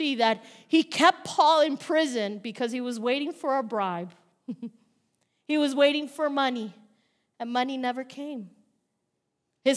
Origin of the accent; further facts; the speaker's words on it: New York, United States; now in Bayonne, United States; I'm from New York